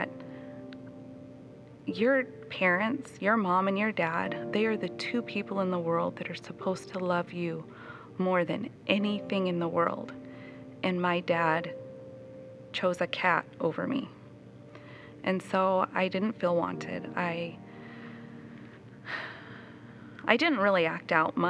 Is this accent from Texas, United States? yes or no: no; Chinook, Montana, United States; I was raised in Chinook, Montana. My parents, we moved there when I was about 5 years old.